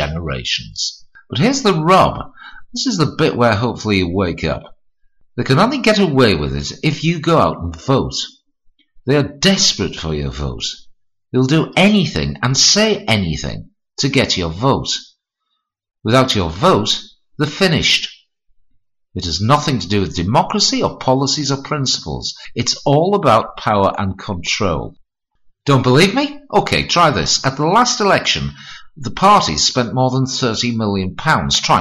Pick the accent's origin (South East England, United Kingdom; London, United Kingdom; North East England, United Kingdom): North East England, United Kingdom; Hartlepool; his arrival in my hometown